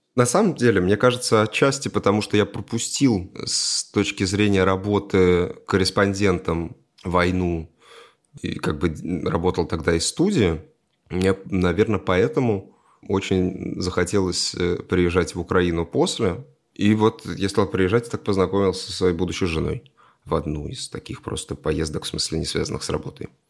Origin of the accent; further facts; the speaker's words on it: Russia; я россиянин